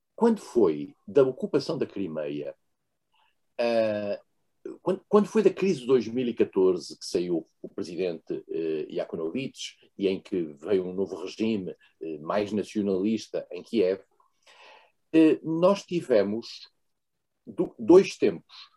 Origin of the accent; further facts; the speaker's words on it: Portugal; Eu sou português